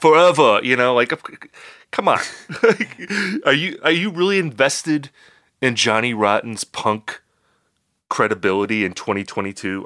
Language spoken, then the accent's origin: English; United States; we're Americans